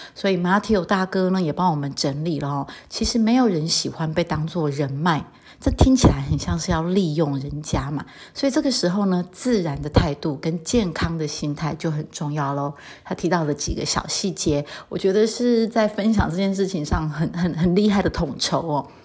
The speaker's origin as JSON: {"language": "Chinese", "country": "Taiwan", "moved": "yes", "lives_now": "France", "said": "尤其我觉得我们台湾人还蛮在意这一点的"}